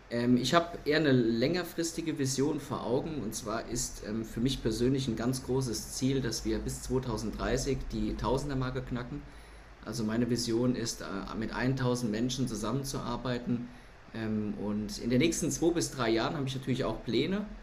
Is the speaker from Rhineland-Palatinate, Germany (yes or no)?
yes; Lohnsfeld, Rhineland-Palatinate, Germany; also born or lived in Kaiserslautern; geboren bin ich in Kaiserslautern. Ähm, dort bin ich auch eine Zeit lang aufgewachsen, laut Rebube, und ähm, bin dann später nach Lohnsfeld gezogen als mein Bruder auf die Welt kam